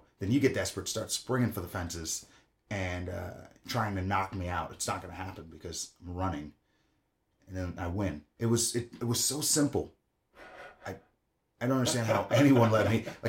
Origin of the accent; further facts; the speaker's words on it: Long Island, New York, United States; moved away as an adult; also born or lived in Florida; now in Kansas City, United States; I was born in Long Island, New York, lived there till I was like about 18.